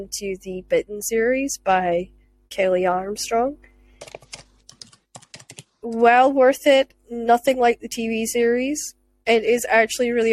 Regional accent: Scotland, United Kingdom; as a Scottish person

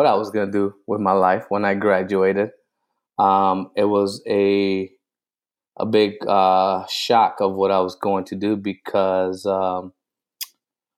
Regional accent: New Britain, Connecticut, United States; moved away; also born or lived in Puerto Rico / New York / Michigan; We grew up in New Britain, Connecticut. So you know, when I was born in Puerto Rico, and from Puerto Rico, my mother brought us to New York.

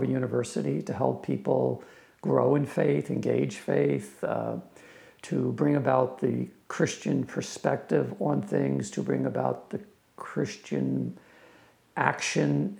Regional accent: New York, United States; now in Philadelphia area, United States; I grew up in New York and I had favorite teams in New York

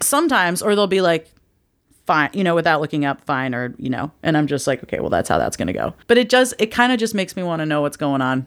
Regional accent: the Northwest, Pacific Northwest, United States; I'm from the Northwest where trees are used only for wood

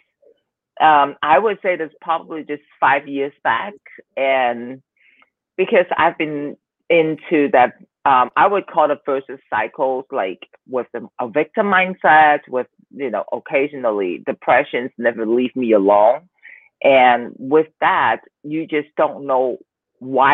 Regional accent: Hong Kong; also born or lived in Southern California; now in Taiwan; I am from Hong Kong, living in Taiwan right now

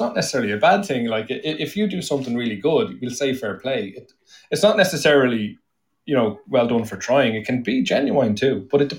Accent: Ireland

